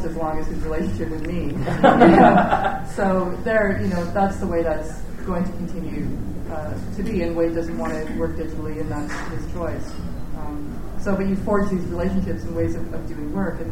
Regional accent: Canada; being a Canadian

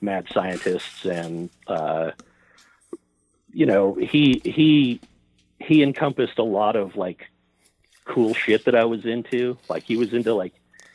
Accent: Oregon coast, United States; I grew up on the Oregon coast.

